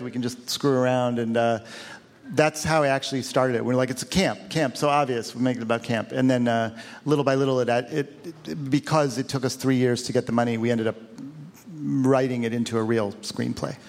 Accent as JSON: {"language": "English", "town": "Cleveland", "region": "Ohio", "country": "United States", "tie": "born or raised there", "said": "my hometown of Cleveland"}